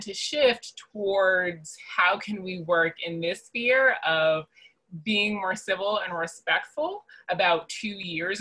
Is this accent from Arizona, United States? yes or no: no; New York City, New York, United States; moved away as an adult; now in Atlanta, United States; I am originally from Queens, New York, and have been living in Atlanta for the last 8 years